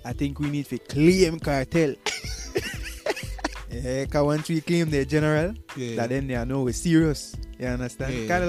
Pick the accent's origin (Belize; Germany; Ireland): Belize; we Belizeans